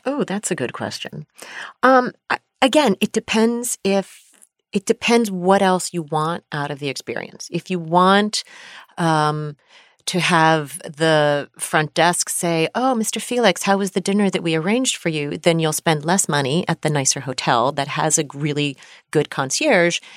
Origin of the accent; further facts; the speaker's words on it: United States; we are American